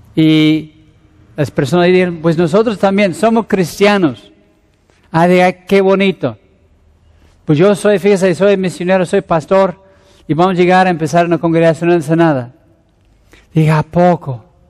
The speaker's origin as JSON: {"language": "Spanish", "region": "Mexico City", "country": "Mexico", "also_born_or_lived": "Querétaro / Ensenada", "moved": "yes", "said": "soy un pastor de la Ciudad de México"}